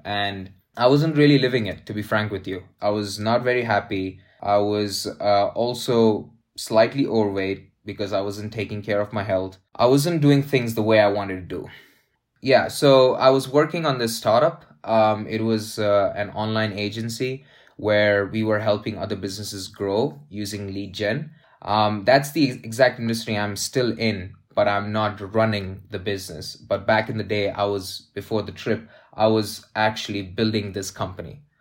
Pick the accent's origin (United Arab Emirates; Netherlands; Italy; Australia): United Arab Emirates; Dubai; moved away as an adult; also born or lived in Saudi Arabia / India; I am from India, but I was raised, born and raised in Saudi Arabia and Dubai, mainly in Dubai.